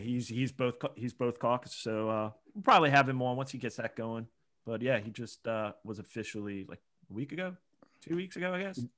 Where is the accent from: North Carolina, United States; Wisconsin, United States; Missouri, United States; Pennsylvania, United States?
Pennsylvania, United States; I grew up with him in Pennsylvania